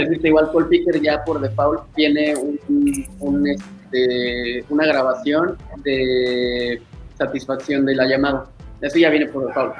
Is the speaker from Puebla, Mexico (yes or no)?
yes; Puebla, Mexico; also born or lived in Guadalajara; regresé a Puebla, yo soy de Puebla, eh, regresé a Puebla aquí